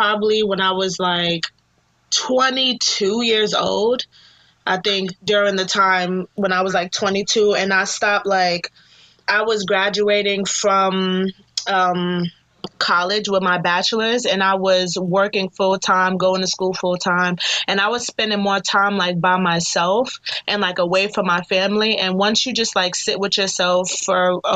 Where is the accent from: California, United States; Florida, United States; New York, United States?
New York, United States; New York City; also born or lived in Manhattan / Staten Island; raised in Brooklyn for like 19 years of my life.